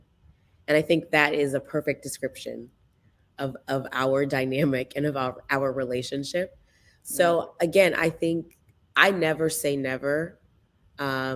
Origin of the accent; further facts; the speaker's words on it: just south of Atlanta, Georgia, United States; moved away; also born or lived in Potomac, Maryland; my best friends that I grew up with in Georgia